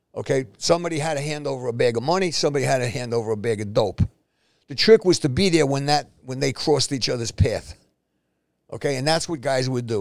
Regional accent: New York City, New York, United States; moved away as an adult; now in New Jersey, United States; I'm born and raised in Spanish Harlem

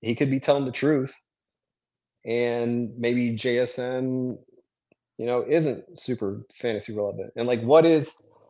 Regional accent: Durham, North Carolina, United States; also born or lived in France; we moved to North Carolina when I was four

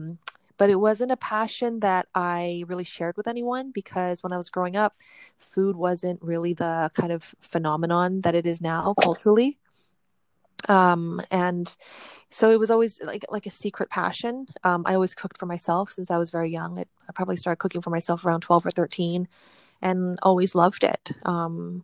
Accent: Vancouver, British Columbia, Canada; also born or lived in Hong Kong; My family's from Hong Kong, but we immigrated to Canada when I was just 1 year old. And we grew up in Vancouver

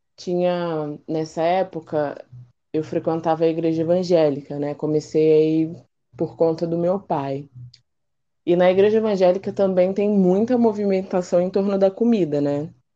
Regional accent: São Paulo, Brazil; now in Rio de Janeiro, Brazil; eu atualmente moro no Rio, mas eu sou de São Paulo, da Zona Leste, na capital

